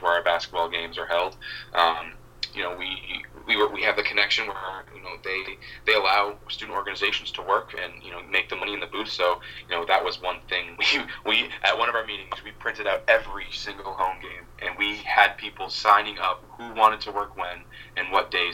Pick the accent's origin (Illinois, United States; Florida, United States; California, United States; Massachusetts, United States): Massachusetts, United States; my hometown where I grew up. So it's like, it's really funny how, you know, just being a super small town in Massachusetts